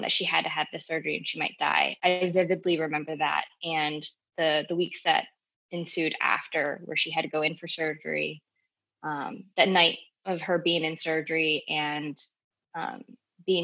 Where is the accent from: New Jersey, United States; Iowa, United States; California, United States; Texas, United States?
New Jersey, United States; Southern; I grew up in Southern New Jersey, pretty stereotypical suburban upbringing